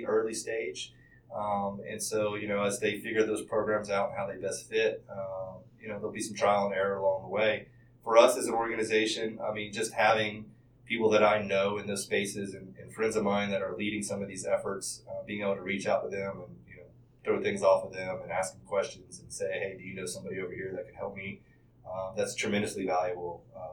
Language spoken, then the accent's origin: English; Charlotte, North Carolina, United States; This is my hometown. I was born in Presbyterian Hospital.